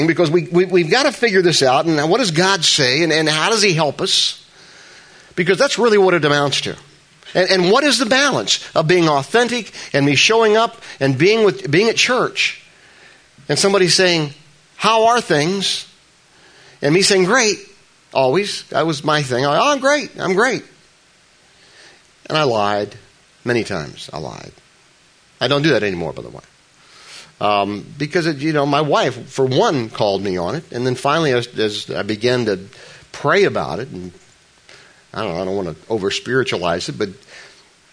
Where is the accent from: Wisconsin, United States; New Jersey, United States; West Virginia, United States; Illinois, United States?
New Jersey, United States; I'm from New Jersey